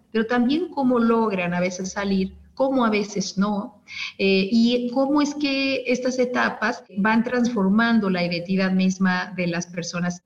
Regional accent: Mexico City, Mexico; now in Puebla, Mexico; yo estoy saludando desde Puebla, viví mucho tiempo y nací en la Ciudad de México

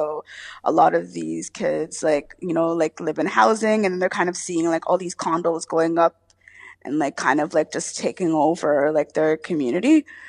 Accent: Toronto, Ontario, Canada; I was born and raised in Jenner Finch. I mean, I'm still there.

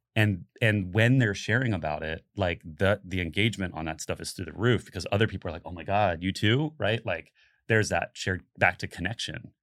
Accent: Central Florida, United States; I grew up in Central Florida

